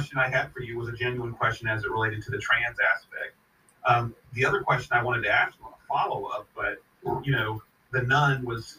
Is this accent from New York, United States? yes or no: no; Missouri, United States; moved away; also born or lived in Florida; I moved back to Missouri